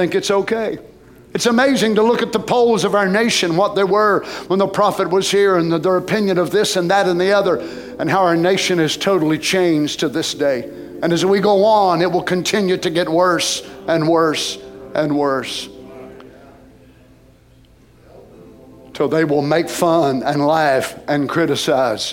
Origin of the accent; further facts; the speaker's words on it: United States; as a Christian, as an American